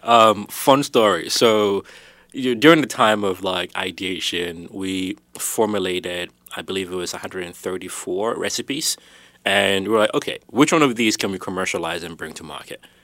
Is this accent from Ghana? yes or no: yes; Ghana; I was born in Ghana, um, West, West Africa. Uh, both my parents are from there.